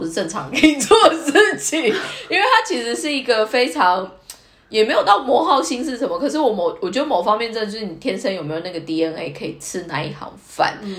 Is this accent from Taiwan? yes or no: yes; Taiwan; 我是台湾人